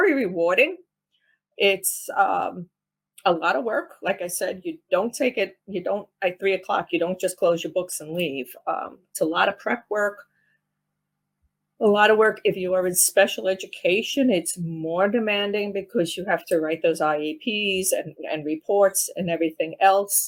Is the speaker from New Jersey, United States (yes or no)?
no; downstate New York, United States; accent: New York; moved away as an adult; my New York accent, because of I come from downstate